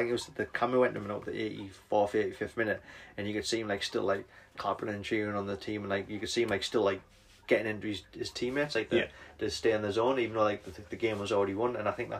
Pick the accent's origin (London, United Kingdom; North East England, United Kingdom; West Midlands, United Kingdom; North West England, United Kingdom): North East England, United Kingdom; accent: North East; you can probably tell from mine and Yanis's accent, we're both from the North East, and we are Newcastle fans.